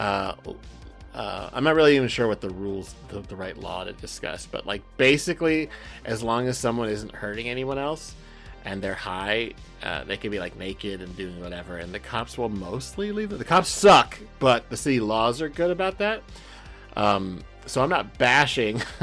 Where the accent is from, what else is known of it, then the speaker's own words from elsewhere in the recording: Southern California, United States; I'm from Southern California